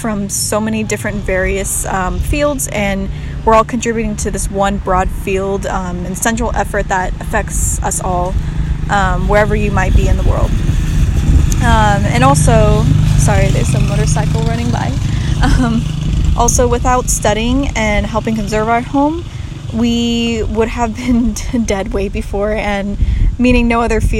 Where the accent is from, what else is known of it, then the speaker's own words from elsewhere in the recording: Sierra Nevada foothills, Northern California, United States; moved away as an adult; also born or lived in Paraguay; now in Bozeman, United States; I'm originally from Northern California and was raised in the Sierra Nevada foothills of California, kind of near Lake Tahoe, or in between Lake Tahoe and Sacramento